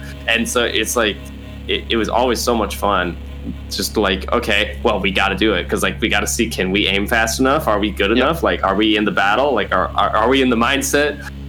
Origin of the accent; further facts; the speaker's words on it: Iowa, United States; now in Japan; I'm from Iowa